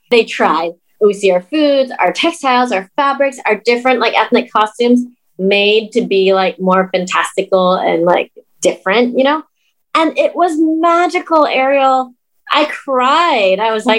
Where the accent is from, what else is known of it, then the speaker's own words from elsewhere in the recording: Laos; I was from Laos.